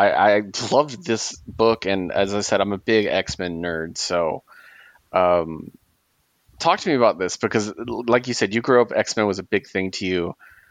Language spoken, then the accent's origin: English; California, United States; I'm a Cali boy. You know, those of us on the West Coast